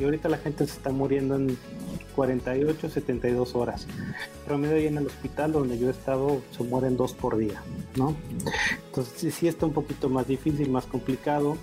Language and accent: Spanish; Tijuana, Baja California, Mexico; moved away as an adult; now in Mexico City, Mexico; yo soy de Tijuana